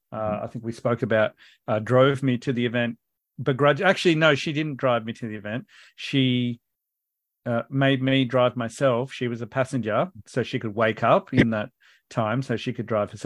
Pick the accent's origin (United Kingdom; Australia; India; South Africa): Australia; Canberra, Australian Capital Territory; I'm from Canberra.